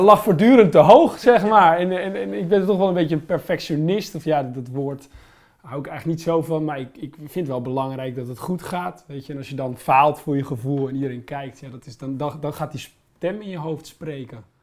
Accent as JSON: {"language": "Dutch", "region": "Holland", "country": "Netherlands", "also_born_or_lived": "Limburg", "said": "ik woonde in Limburg op dat moment, weet je, als Hollander"}